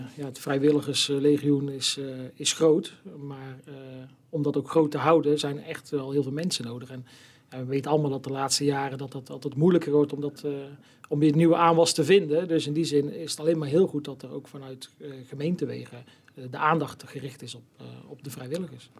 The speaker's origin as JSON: {"language": "Dutch", "town": "Steenbergen", "region": "North Brabant", "country": "Netherlands", "tie": "born or raised there", "said": "al heel mijn leven woonachtig in het mooie Steenbergen"}